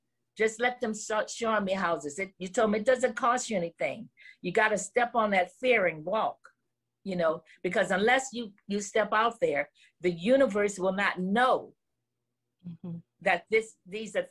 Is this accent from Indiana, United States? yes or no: no; New Orleans, Louisiana, United States; moved away; I'm from New Orleans